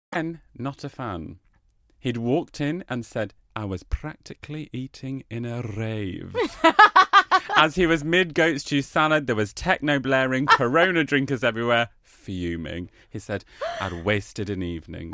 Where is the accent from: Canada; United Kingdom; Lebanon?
United Kingdom; also born or lived in Australia; we as British people